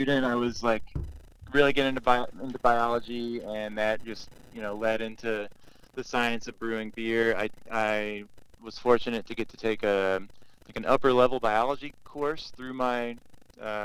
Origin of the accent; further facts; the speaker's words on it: Kentucky, United States; moved away as an adult; now in Chicago, United States; I grew up in Kentucky and moved up to Chicago about 10 years ago.